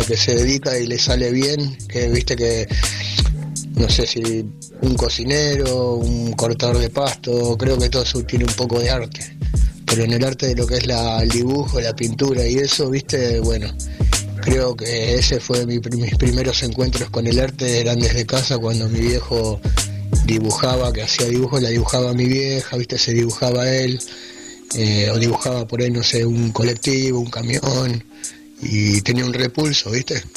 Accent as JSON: {"language": "Spanish", "area": "Burzaco / Claypole", "region": "Buenos Aires", "country": "Argentina", "tie": "born or raised there", "said": "yo me quería acá en Bursaco, en el barrio de Las Rosas, de ahí nos fuimos al barrio de Noriones, yo te hablo de chico, ¿no? A los 3, 4 años. Empecé la escuela ahí, en Claypole"}